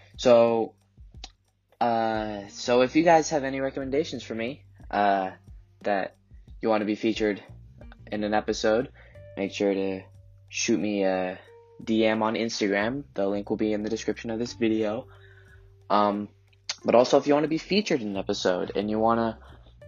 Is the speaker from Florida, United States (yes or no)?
no; Colorado, United States; I was born and raised in Colorado